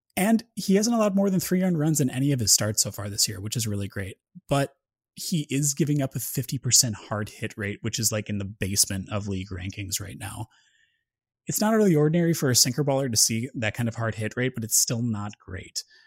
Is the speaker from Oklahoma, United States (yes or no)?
no; Wisconsin, United States; I'm from Wisconsin, too